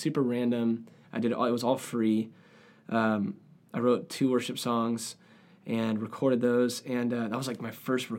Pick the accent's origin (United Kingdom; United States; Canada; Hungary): United States; San Diego, California; So I grew up in San Diego, California, with parents who love music.